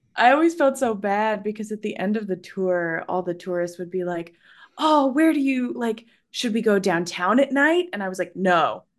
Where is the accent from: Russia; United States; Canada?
United States; Central Valley, Northern California; I'm from Northern California, the Lake